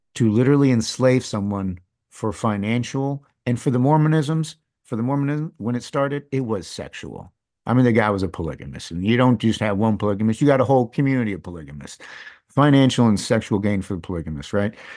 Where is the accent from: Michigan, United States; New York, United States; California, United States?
Michigan, United States; East Lansing; first language English; growing up in Michigan